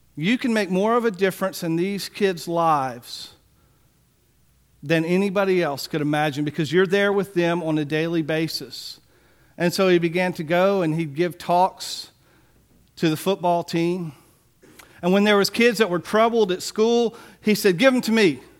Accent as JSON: {"language": "English", "town": "Biloxi", "region": "Mississippi", "country": "United States", "tie": "born or raised there", "said": "I remember as a child growing up in Biloxi"}